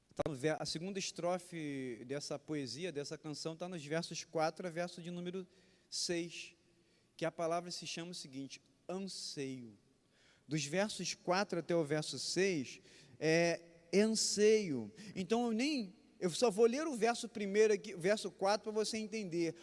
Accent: Brazil; also born or lived in Barbacena; Quando eu era criança, não em Barbacena, mas lá em Éden

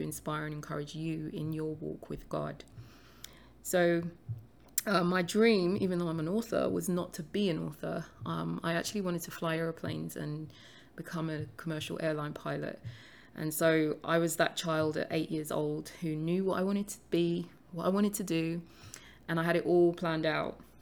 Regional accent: London, United Kingdom; I was born and raised in London, although I did spend a few years living in a very small village about forty-five minutes outside of London from about the age of nine.

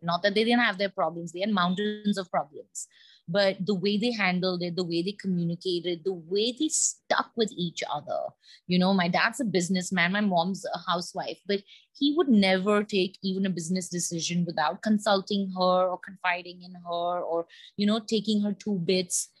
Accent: India; being an Indian, we have lots of aunts and uncles

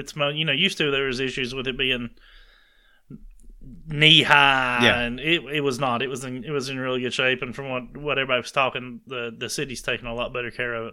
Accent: the South, United States; also born or lived in Alabama; I grew up in the South.

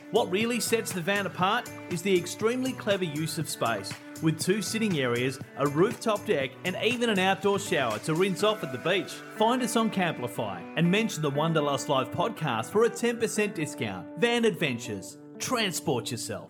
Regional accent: the north of England, United Kingdom; moved away as an adult; also born or lived in Ireland; now in Australia; I was brought up in the north of England, although I identify as being Irish because that's where I was born

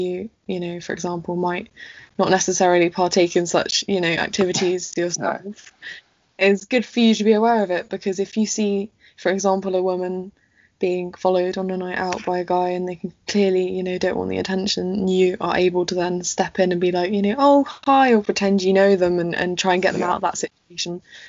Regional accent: England, United Kingdom; And I think particularly in this country, because we are British and we don't necessarily have those conversations

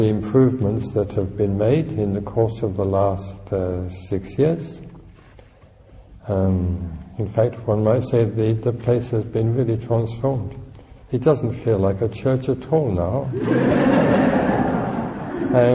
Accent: London, United Kingdom; also born or lived in Stockwell, London; And I was brought up in Tooting

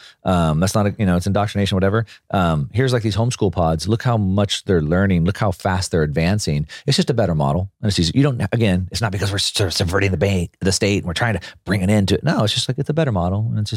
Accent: California, United States; also born or lived in Texas; Growing up in Southern California or in South Texas until I was in junior high, my parents were pretty grassroots politically organized.

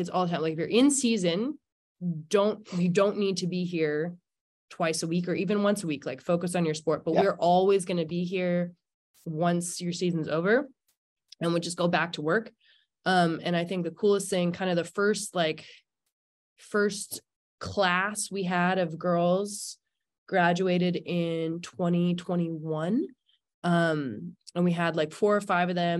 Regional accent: Squamish, British Columbia, Canada; I grew up in Squamish, BC

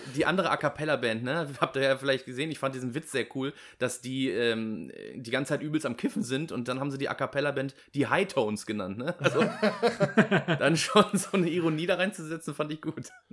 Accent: Germany; als Deutsche

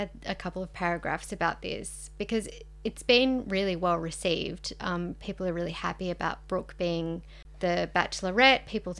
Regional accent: Sydney, New South Wales, Australia; We're journalists from Sydney.

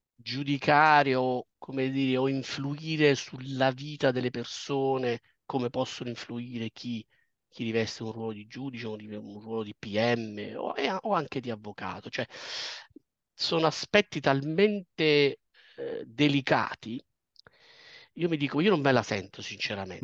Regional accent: Potenza, Basilicata, Italy; moved away as an adult; also born or lived in Bologna / Turin; now in London, United Kingdom; sono nato a Potenza, una piccola cittadina della regione Basilicata

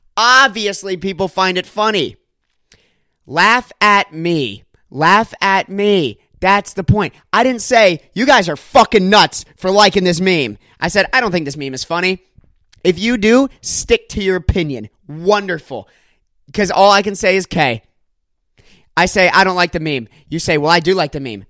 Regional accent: near Disney World, Florida, United States; now in Los Angeles, United States; I grew up right near Disney World, like literally five minutes from Disney World. That's where I, that's where my hometown is, and I grew up there

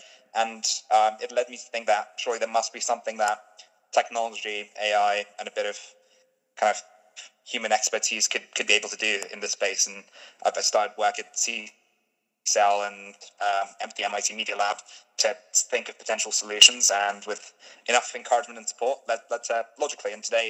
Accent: Stone, West Midlands, United Kingdom; also born or lived in Cambridge; My hometown in the UK is Stone, the highest Brexit voting town in the UK, and where I was at the time was Cambridge, was the highest Remain voting town in the UK.

